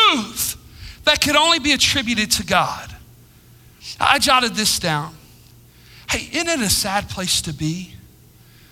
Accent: United States; I'm proud to be an American.

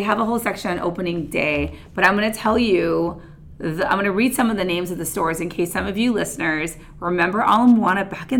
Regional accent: Oahu, Hawaii, United States; I grew up on Oahu.

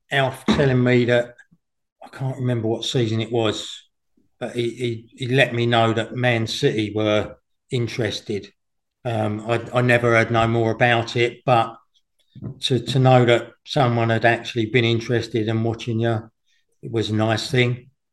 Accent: Langley, South East England, United Kingdom; I came from Langley, but it was only down the road from Windsor

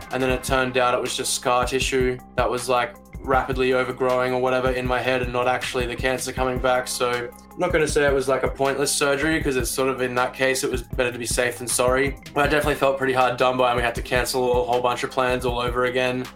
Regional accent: Brisbane, Queensland, Australia; moved away as an adult; now in Melbourne, Australia; I grew up in Brisbane, moved to Melbourne about seven or eight years ago

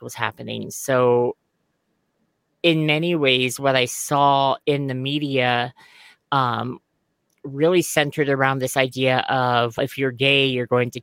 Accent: Southern California, United States; I grew up in Southern California

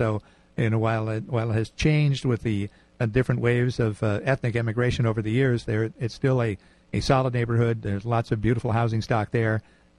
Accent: New Haven, Connecticut, United States; Oh, no, I was born in New Haven. I lived here all of my life, grew up in Fairhaven.

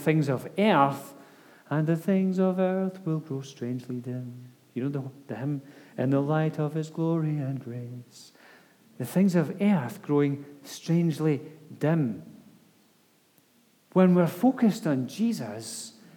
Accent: United Kingdom; I have a passport that says that I'm British

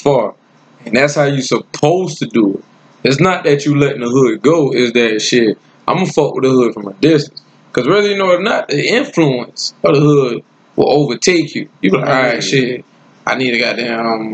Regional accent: Lake City, South Carolina, United States; also born or lived in Newark, New Jersey; I'm from Lake City, South Carolina. But I was born and raised, I was born in Newark. But I was raised in South Carolina

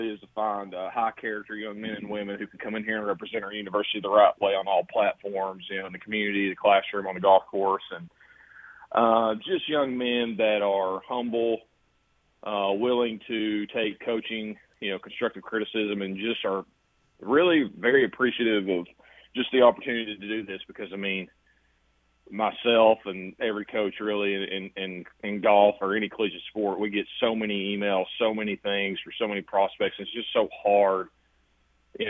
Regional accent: Kingston, Tennessee, United States; moved away as an adult; now in Cookeville, United States; growing up in East Tennessee, I mean, in Kingston, I'm like, I love where I grew up

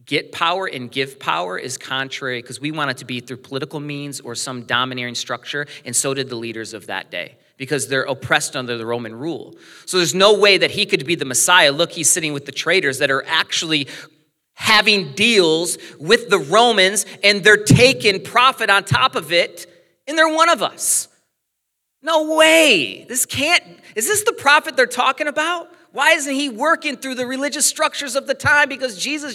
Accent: United States; growing up in America, most of the things we watch, people speak our language

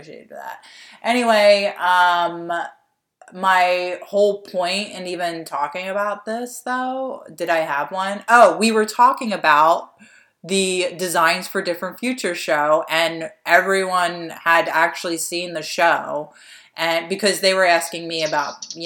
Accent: Delaware County, Pennsylvania, United States; we're two hosts from Delco

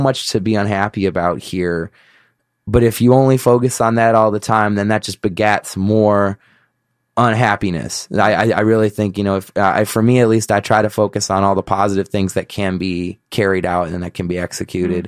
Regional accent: Chicago, Illinois, United States; I was from Chicago

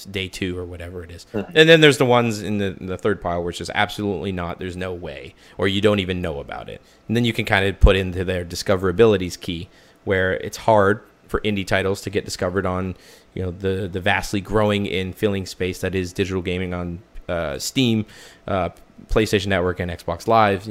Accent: Canada; I'm a Canadian. It's in my blood

